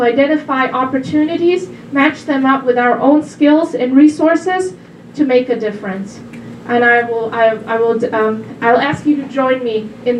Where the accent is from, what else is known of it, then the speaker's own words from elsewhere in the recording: Germany; now in United States; I'm a first-generation immigrant myself. I came from Germany about 15 years ago, and I love it here.